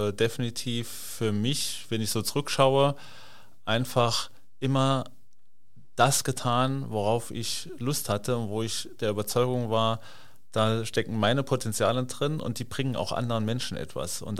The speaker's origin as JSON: {"language": "German", "region": "Saarland", "country": "Germany", "tie": "born or raised there", "lives_now": "Hamburg, Germany", "said": "bin gebürtiger Saarländer und äh, bin verheiratet, eine Tochter, eine Stieftochter und ja, lebe jetzt seit neun Jahren hier in Hamburg"}